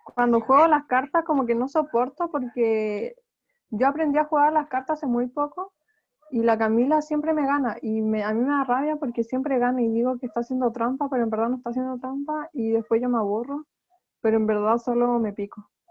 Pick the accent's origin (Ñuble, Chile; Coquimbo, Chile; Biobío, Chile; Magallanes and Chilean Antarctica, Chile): Ñuble, Chile; Chillán; yo soy de Chillán